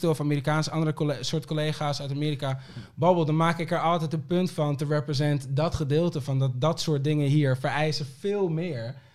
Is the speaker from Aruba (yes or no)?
yes; Aruba; born there; geboren, toch?